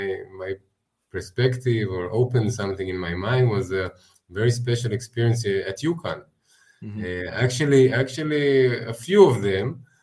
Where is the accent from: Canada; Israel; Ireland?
Israel; Yeah, I grew up experiencing the holidays, you know, like probably most kids in Israel